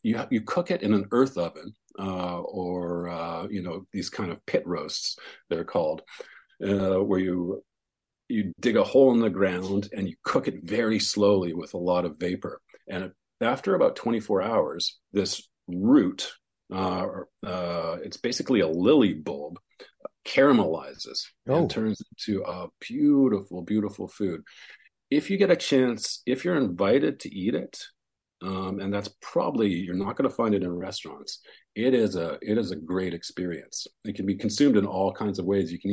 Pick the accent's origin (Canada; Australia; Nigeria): Canada; West Coast; moved away; also born or lived in Montreal; I grew up on the West Coast